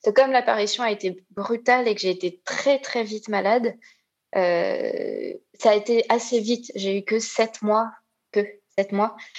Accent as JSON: {"language": "French", "country": "Réunion", "said": "je viens de l'île de la Réunion"}